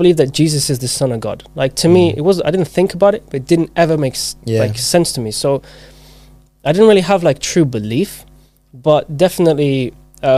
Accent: Zimbabwe; moved away; I was born in Zimbabwe. So I grew up there.

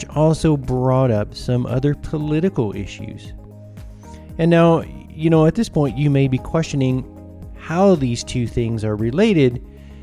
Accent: United States; moved away; my home country of the United States

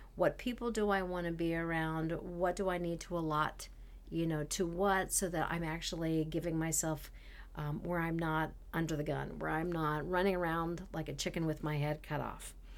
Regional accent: Canada; moved away; I was from Canada

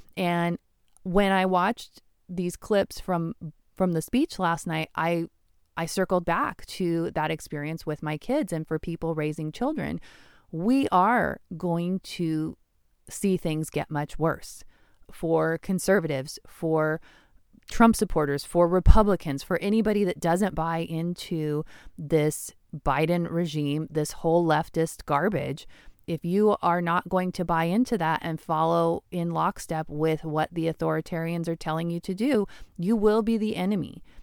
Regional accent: Washington, United States; I'm born and raised in Washington.

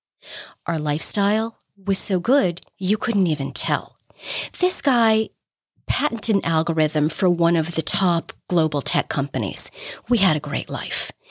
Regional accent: New York, United States; I'm a New Yorker

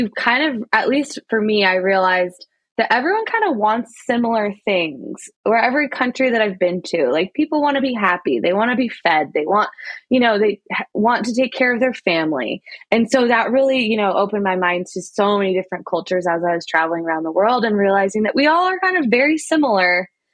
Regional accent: Idaho, United States; moved away as an adult; I grew up in Idaho, and so I never thought I'd move back, but I moved back

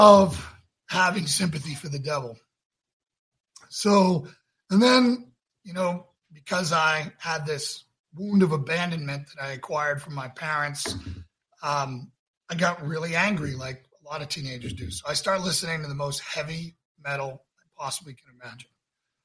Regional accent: Northeast, United States; now in Johnson City, United States; I was raised in the Northeast

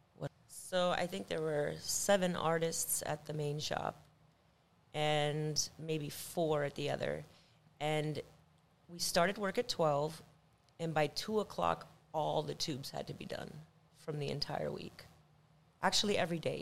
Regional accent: Miami, Florida, United States; I'm from Miami, Florida

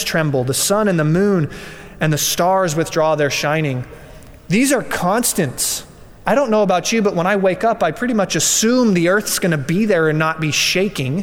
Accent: Colorado, United States; I'm from Colorado

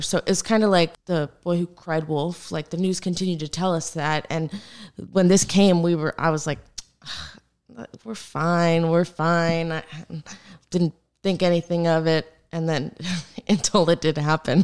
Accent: Naples, Florida, United States; I'm born and raised in Naples, Florida. I'm like a proud Floridian

